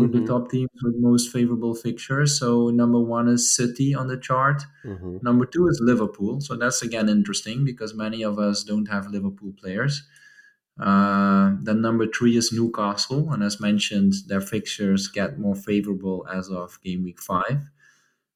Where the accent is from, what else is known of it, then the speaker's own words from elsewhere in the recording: Maastricht, Limburg, Netherlands; this is actually my hometown team. It's called MVV Maastricht.